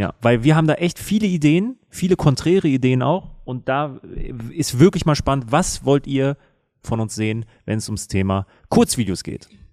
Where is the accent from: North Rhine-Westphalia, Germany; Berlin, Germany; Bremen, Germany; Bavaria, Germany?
North Rhine-Westphalia, Germany; Münster; war ich in der Münsteraner Innenstadt, meiner Heimatstadt